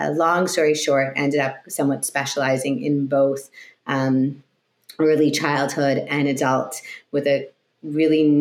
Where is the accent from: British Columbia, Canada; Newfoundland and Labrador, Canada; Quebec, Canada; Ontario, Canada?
Quebec, Canada; Montreal; moved away; also born or lived in Toronto, Canada; I grew up in Montreal, Canada